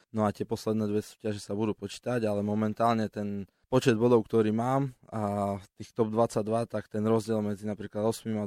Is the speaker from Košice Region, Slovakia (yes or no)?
yes; Košice, Košice Region, Slovakia; sme tu z Košic cestovali